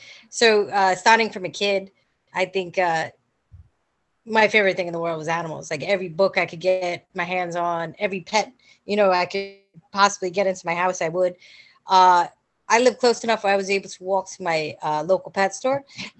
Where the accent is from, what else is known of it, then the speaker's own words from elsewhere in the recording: Staten Island, New York, United States; I grew up in Staten Island.